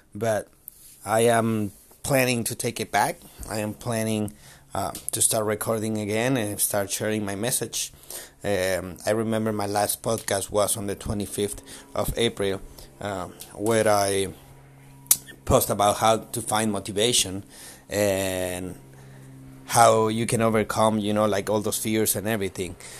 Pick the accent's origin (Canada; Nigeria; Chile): Chile; I'm from Chile